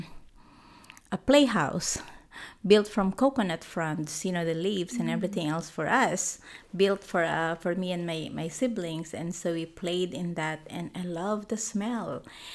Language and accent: English; Bicol Region, Philippines; moved away; I was born and raised in the Philippines. It's a region called Bicol